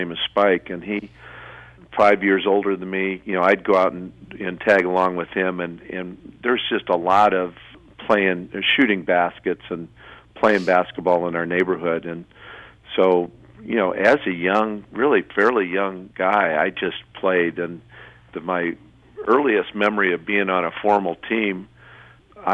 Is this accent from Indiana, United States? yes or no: yes; South Bend, Indiana, United States; South Bend's was a great place to grow up